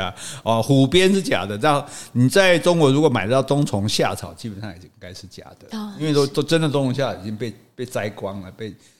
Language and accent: Chinese; Taiwan; 我们台湾人讲，我们讲华语啊